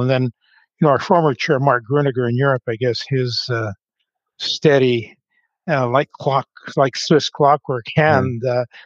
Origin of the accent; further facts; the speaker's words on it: Grand Forks, British Columbia, Canada; moved away as an adult; also born or lived in Calgary; now in Vancouver, Canada; I was born and raised in a small town in the interior of the province of British Columbia called Grand Forks